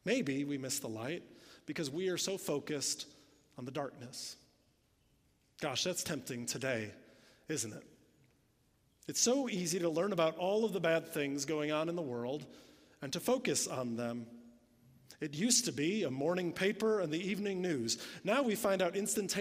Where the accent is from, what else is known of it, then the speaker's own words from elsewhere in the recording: Illinois, United States; moved away; I'm from Illinois. We didn't even have hills there